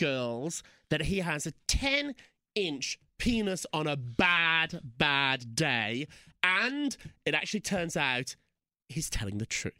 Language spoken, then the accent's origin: English; United Kingdom; I'm not. I'm so British about it.